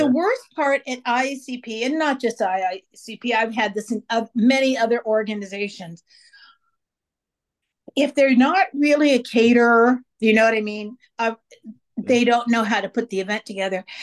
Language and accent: English; California, United States; I lived half my life in Northern California and half my life in Southern California. So I'm used to I don't know anything else but California.